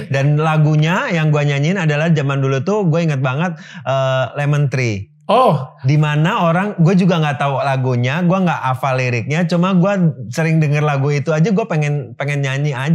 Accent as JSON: {"language": "Indonesian", "region": "Jakarta", "country": "Indonesia", "tie": "born or raised there", "said": "gue lahir di Jakarta"}